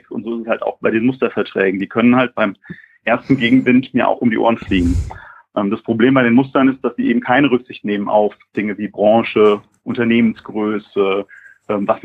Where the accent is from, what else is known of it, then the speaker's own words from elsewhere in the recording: Frankfurt, Hesse, Germany; Ich komme aus Hessen, aus Frankfurt.